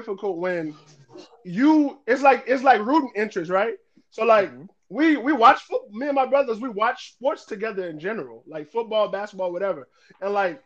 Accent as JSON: {"language": "English", "town": "New Orleans", "region": "Louisiana", "country": "United States", "said": "we're from New Orleans"}